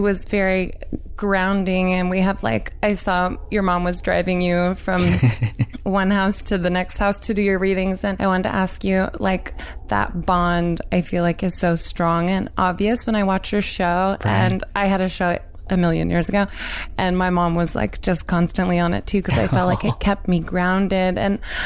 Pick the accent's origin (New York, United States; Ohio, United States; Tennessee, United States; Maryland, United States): Tennessee, United States; Nashville; I grew up in Nashville in Tennessee